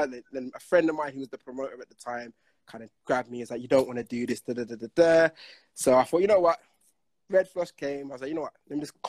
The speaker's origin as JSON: {"language": "English", "town": "Manchester", "region": "North West England", "country": "United Kingdom", "said": "I'm from Manchester."}